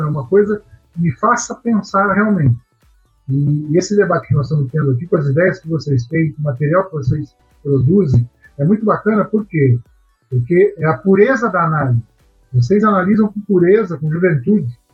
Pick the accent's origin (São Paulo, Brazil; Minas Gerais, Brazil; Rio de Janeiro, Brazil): São Paulo, Brazil; Araraquara; eu sou de Araraquara, sou natural de Araraquara